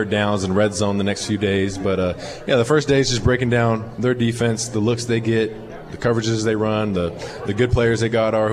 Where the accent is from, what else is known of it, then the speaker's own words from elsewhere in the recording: Bakersfield, California, United States; now in Green Bay, United States; You know, I'm from Bakersfield. It's not a big, not a big city there, so I'm used to you know the smaller town vibe.